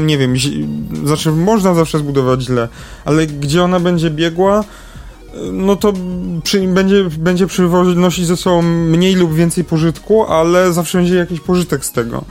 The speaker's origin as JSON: {"language": "Polish", "town": "Kraków", "region": "Lesser Poland", "country": "Poland", "said": "my to krakusy jesteśmy"}